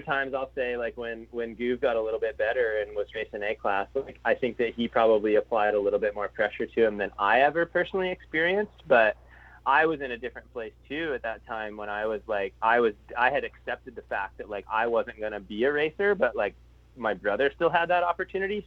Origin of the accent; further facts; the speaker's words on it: Florida, United States; growing up in Florida